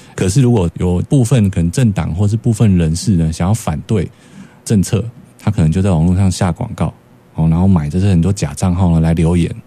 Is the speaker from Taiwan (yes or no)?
yes; Taiwan; 我们台湾人